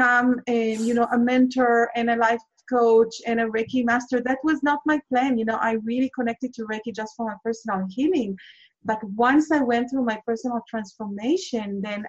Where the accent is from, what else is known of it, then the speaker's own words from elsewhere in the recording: Israel; I'm originally from Israel, and I have been raised in Israel and lived through 4 wars.